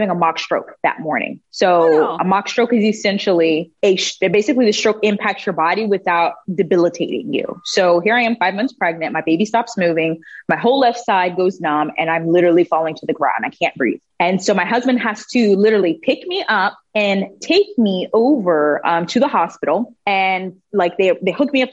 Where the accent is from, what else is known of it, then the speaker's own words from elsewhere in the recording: Texas, United States; moved away as an adult; also born or lived in Germany / Panama; My entire family is from Panama, so I'm Afro-Latina. But I grew up in Texas